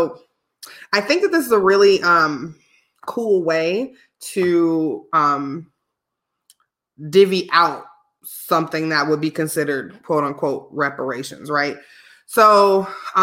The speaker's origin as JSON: {"language": "English", "region": "Illinois", "country": "United States", "tie": "born or raised there", "moved": "yes"}